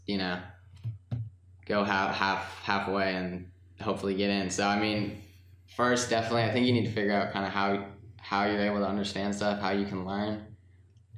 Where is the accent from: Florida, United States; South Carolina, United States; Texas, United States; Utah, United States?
South Carolina, United States; Charleston; also born or lived in Newport Beach, California; we ended up moving out here to Charleston about 10 years ago. And I was at Sullivan's Island Elementary